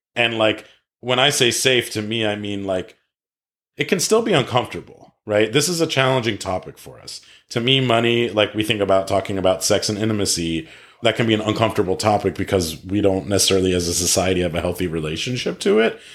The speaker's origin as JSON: {"language": "English", "region": "East Coast", "country": "United States", "tie": "born or raised there", "moved": "as an adult", "lives_now": "California, United States", "said": "I grew up on the East Coast and went to school on the East Coast"}